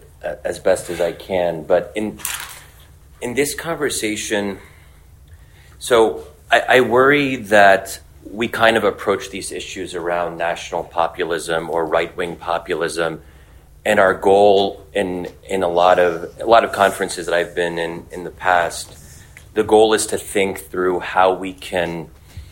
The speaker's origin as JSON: {"language": "English", "country": "United States", "said": "where I am American"}